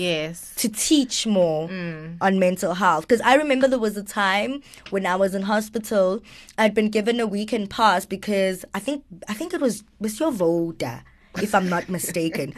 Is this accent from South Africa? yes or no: yes; Johannesburg, Gauteng, South Africa; also born or lived in Greytown, KwaZulu-Natal; I grew up in Joburg though